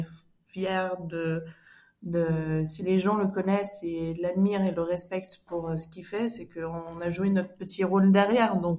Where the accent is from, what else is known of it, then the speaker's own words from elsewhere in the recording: Switzerland; j'ai fait des études en communication, on a grandi en Suisse.